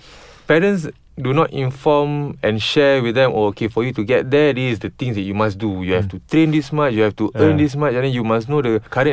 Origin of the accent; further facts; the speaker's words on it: Malaysia; we're Malaysians